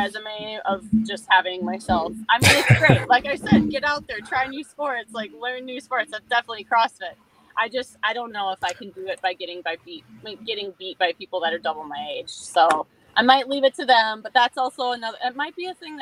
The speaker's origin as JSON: {"language": "English", "region": "Minnesota", "country": "United States", "tie": "born or raised there", "said": "I grew up in Minnesota and my dad was an avid fisherman"}